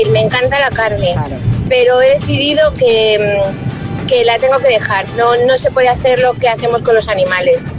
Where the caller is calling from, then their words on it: Toledo, Castilla-La Mancha, Spain; de Toledo.